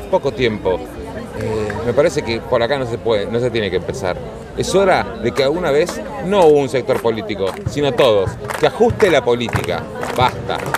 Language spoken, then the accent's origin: Spanish; Argentina; porque soy un argentino, un argentino que tiene, tiene parientes, tiene gente que necesita